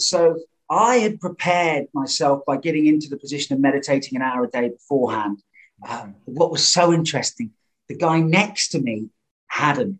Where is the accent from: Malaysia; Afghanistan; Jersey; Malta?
Jersey; also born or lived in Cape Town, South Africa; now in London, United Kingdom; I grew up on a little island called Jersey in the Channel Islands where you can see the coast of France, but it's British, English, United Kingdom.